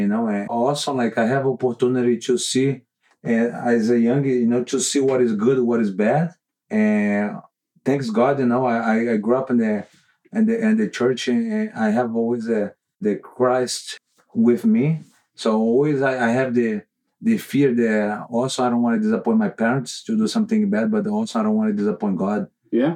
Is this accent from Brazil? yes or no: yes; Manaus, Amazonas, Brazil; moved away; i grew up in manaus brazil